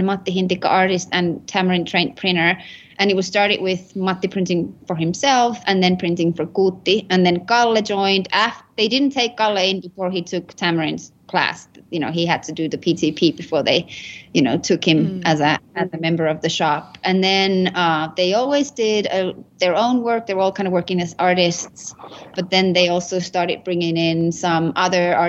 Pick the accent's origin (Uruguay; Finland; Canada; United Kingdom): Finland; Rovaniemi, Lapland; moved away as an adult; now in Albuquerque, United States; I am from Rovaniemi, Finland. It's in the northern, it's on the Arctic Circle in Finland. That's where I was born and raised.